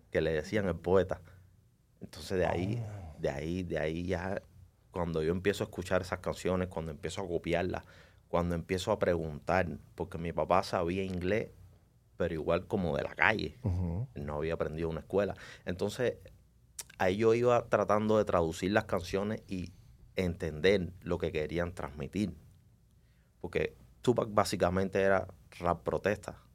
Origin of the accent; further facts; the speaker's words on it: Cuba; Yo soy, estoy orgulloso de donde vengo, soy orgullosamente cubano, pero desgraciadamente en Cuba, por el, por el sistema, el gobierno que está ahí desde hace 60 años, estamos atrasados en muchas cosas.